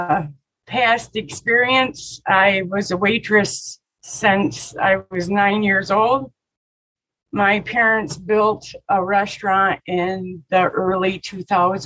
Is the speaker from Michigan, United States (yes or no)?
yes; Michigan, United States; I grew up in the middle of Michigan.